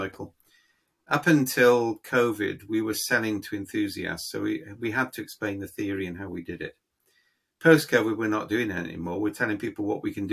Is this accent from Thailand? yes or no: no; United Kingdom; I'm being British.